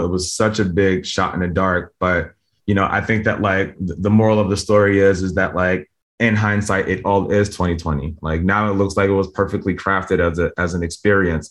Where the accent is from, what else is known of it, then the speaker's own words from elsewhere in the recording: Camden, New Jersey, United States; moved away; I was born in Camden, New Jersey. It's like a pretty poor place